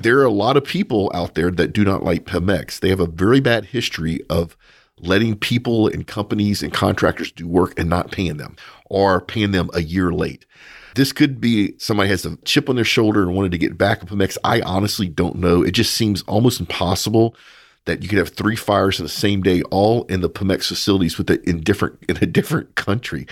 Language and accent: English; Louisiana, United States; I'm from Louisiana